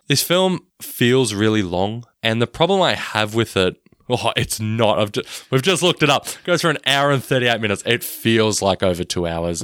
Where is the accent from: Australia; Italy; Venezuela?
Australia; I'm Australian